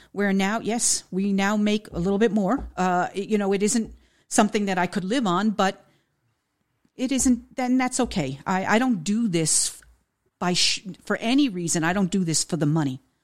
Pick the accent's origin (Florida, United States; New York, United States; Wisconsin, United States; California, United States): New York, United States; Peekskill; now in Beacon, United States; I'm originally from Peekskill, New York. And I moved to Beacon